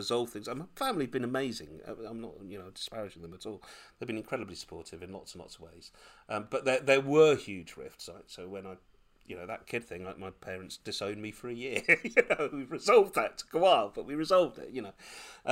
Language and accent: English; United Kingdom; I was born in Britain, and super Anglicised.